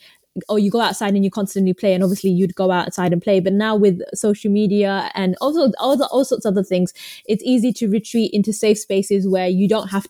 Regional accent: Romford, London, United Kingdom; We're from Romford ends.

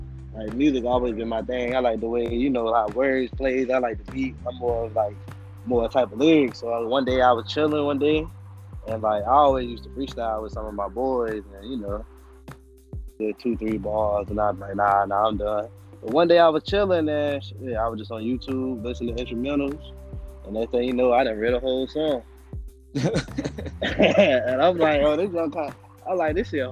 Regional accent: Henderson, North Carolina, United States; now in Greensboro, United States; I'm from Henderson, North Carolina, the 25, but I'm out here in Greensboro right now

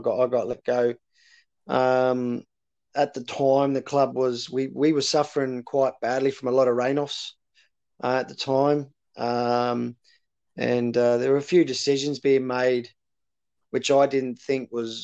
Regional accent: Australia; moved away; also born or lived in Coventry / Edinburgh; I come from Australia

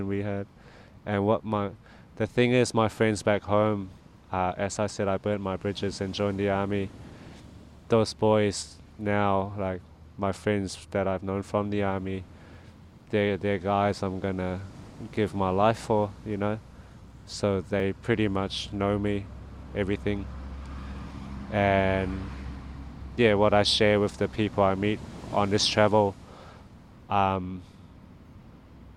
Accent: Thailand; where are you from? And I said Thailand.

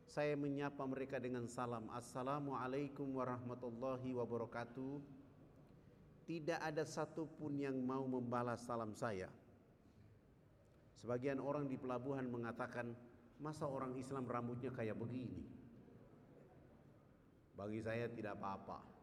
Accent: Papua, Indonesia; Saya jawab saya dari Irian. Ketika saya jawab saya dari Irian

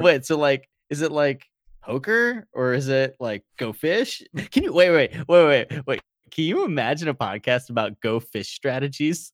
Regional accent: Virginia, United States; I'm only from Virginia, all right? We're like the top most state of the South

